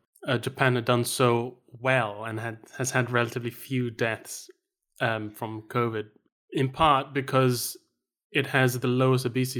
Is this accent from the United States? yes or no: no; Malaysia; First time I ever saw a queue was when I the first time I went to the UK. I grew up in Malaysia.